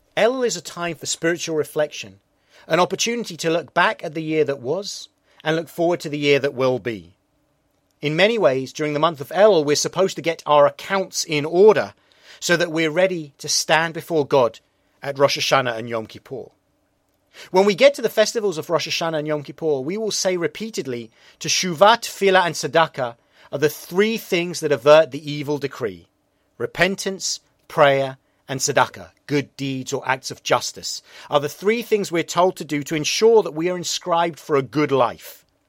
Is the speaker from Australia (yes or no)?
no; England, United Kingdom; now in New York, United States; I'm an Englishman in New York